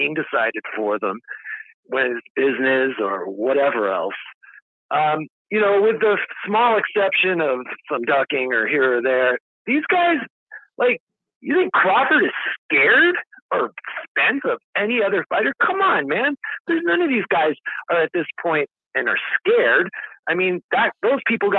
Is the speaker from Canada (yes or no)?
yes; Canada; I'm from Canada